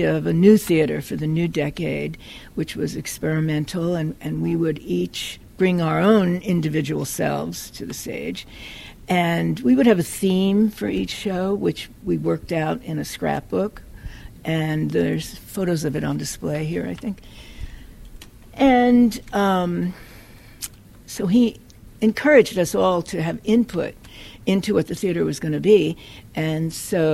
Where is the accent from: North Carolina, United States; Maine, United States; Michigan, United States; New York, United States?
New York, United States; moved away; I'm from New York, and when I was in high school, I used to go to Lower Manhattan and seek out the avant-garde